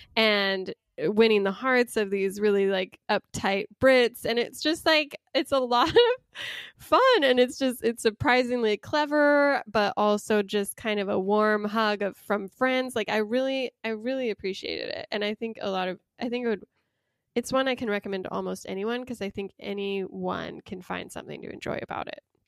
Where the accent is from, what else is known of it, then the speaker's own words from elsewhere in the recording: Utah, United States; I grew up in Utah